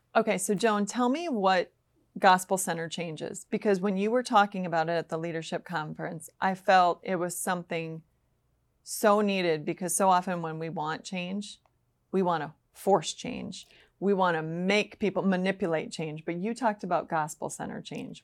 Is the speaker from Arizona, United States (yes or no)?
no; Minnesota, United States; I'm from Minnesota.